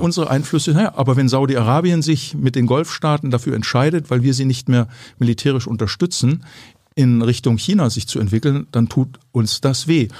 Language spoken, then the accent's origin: German; Ellwangen, Baden-Württemberg, Germany; aus meiner Heimat, wo ich aufgewachsen bin